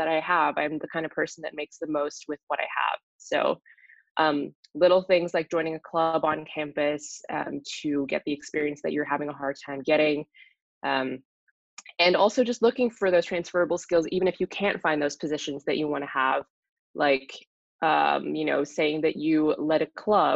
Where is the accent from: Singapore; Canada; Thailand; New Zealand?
Singapore; moved away as an adult; also born or lived in Minnesota, United States; now in Boston, United States; I grew up in Singapore, but my dad's from the Netherlands. My mom's from Indonesia